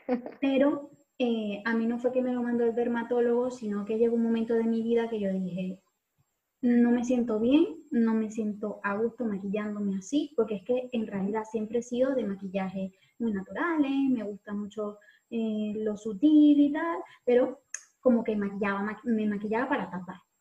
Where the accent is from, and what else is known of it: Venezuela; moved away